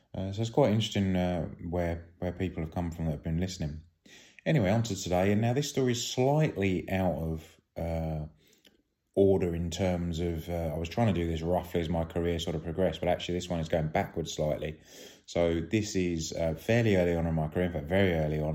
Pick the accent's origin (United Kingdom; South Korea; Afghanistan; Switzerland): United Kingdom; being British